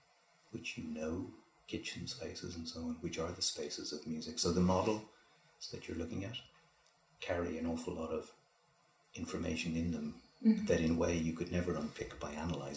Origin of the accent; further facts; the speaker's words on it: Donegal, Ulster, Ireland; moved away; also born or lived in Dublin; I grew up in Donegal as well